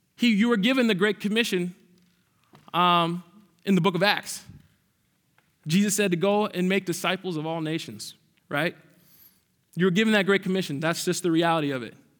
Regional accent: Minneapolis, Minnesota, United States; I am actually from Southside Minneapolis

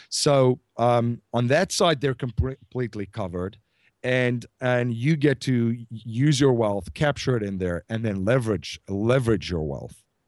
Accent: South Africa; I'm from South Africa

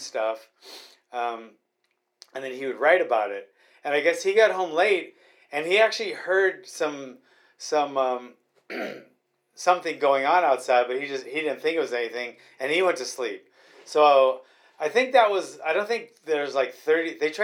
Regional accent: New York City, New York, United States; moved away; I was born in Kew Gardens, New York

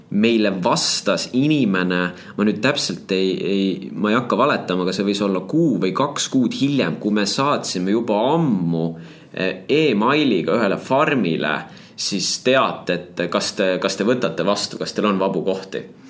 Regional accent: Tallinn, Harju County, Estonia; also born or lived in Paide, Estonia / Väätsa, Estonia; kuskil kolmandal eluaastal Tallinnasse eh, kolisime jah, vanematega ja, ja siis läksin muidugi Tallinnasse lasteaeda. ja, ja Tallinnasse läksin ka kooli.

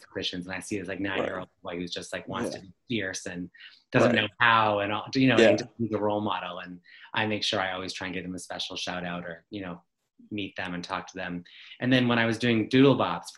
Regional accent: Ottawa, Ontario, Canada; I'm from Ottawa, Ontario in Canada.

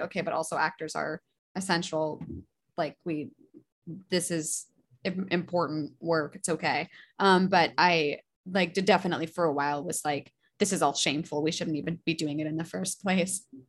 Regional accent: Alaska, United States; also born or lived in Boston; now in New York, United States; I'm from Alaska

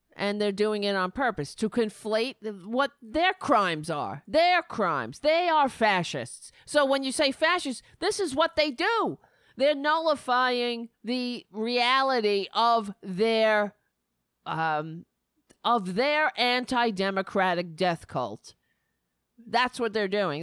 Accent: New York City, New York, United States; I grew up in Staten Island.

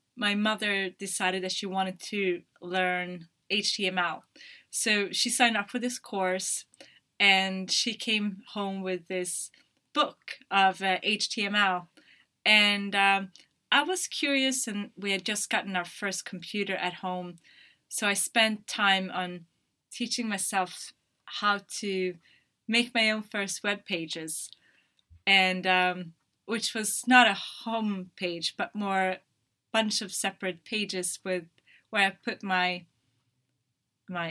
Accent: northern Sweden, Sweden; moved away as an adult; also born or lived in Dublin, Ireland; now in London, United Kingdom; I'm from a town up north in Sweden

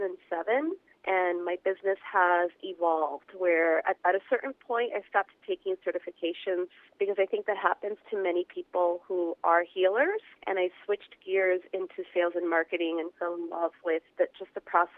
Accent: New York City, New York, United States; I'm from New York City.

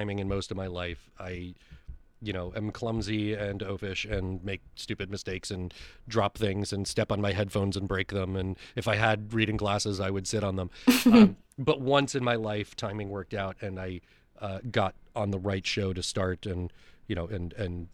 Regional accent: Westchester, New York, United States; I grew up in Westchester, New York

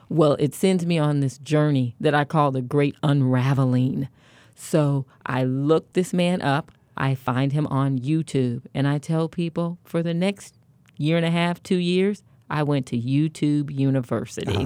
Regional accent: Kansas City, Kansas, United States; I'm from Kansas City, Kansas, born and raised.

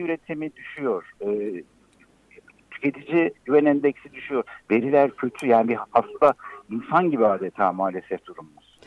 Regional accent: Gaziantep, Turkey; Bir Antepli olarak

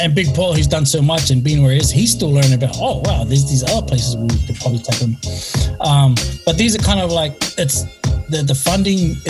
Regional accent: Auckland, New Zealand; now in California, United States; I grew up in South Auckland

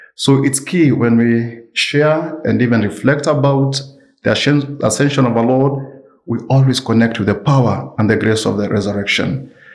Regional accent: Kenya; I come from a different culture, and I'm, I'm an African, I'm a Kenyan

